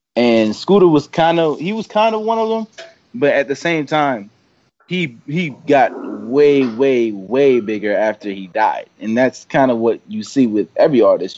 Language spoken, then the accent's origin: English; Baltimore, Maryland, United States; I'm from Baltimore